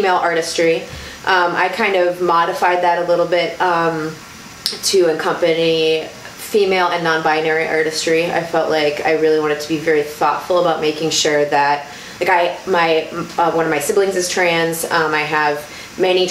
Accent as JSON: {"language": "English", "region": "Colorado", "country": "United States", "tie": "born or raised there", "also_born_or_lived": "Wisconsin", "moved": "yes", "lives_now": "Milwaukee, United States", "said": "I grew up in Colorado. I'm from Colorado."}